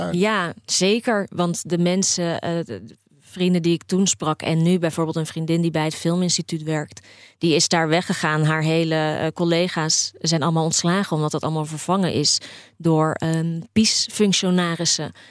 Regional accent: Poland; moved away; Maar dit is niet mijn Polen. Waar ik vandaan kom, waren de zomers altijd warm.

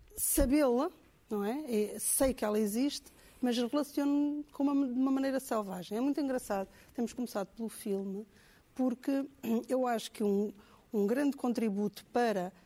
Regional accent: Angola; Eu, eu cresci em Angola

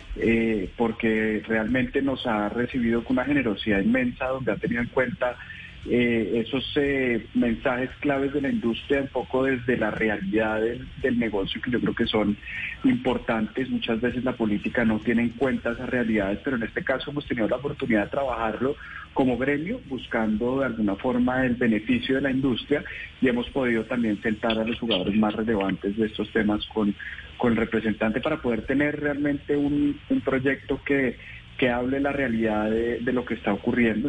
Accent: Colombia; como colombianos

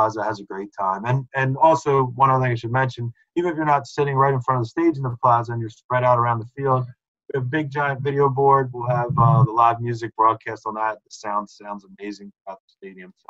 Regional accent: Conshohocken, Pennsylvania, United States; I'm from Conshohocken. You know, I grew up in the Philly, a little closer to Philly than Reading

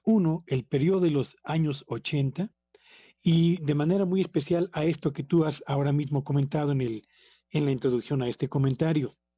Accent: Mexico; en países como México donde somos dependientes fundamentalmente de la importación de alimentos

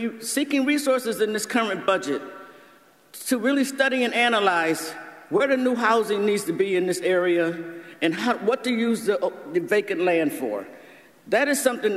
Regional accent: Buffalo, New York, United States; I'm born and raised in Buffalo

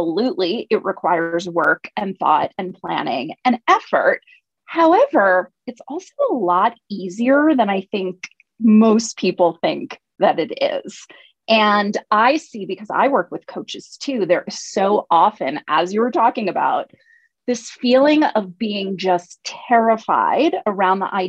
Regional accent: United States; I'm from the United States

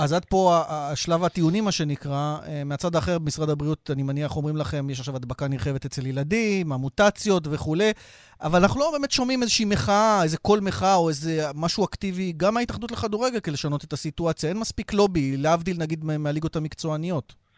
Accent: Beersheba, Southern District, Israel; אני כבאר שבעי

